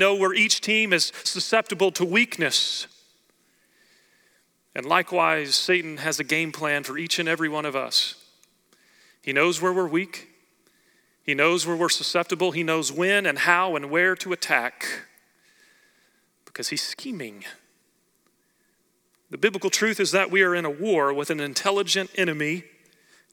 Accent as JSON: {"language": "English", "region": "Oklahoma", "country": "United States", "tie": "born or raised there", "said": "growing up in Oklahoma, I grew up going to watch the Oklahoma State Cowboys wrestle"}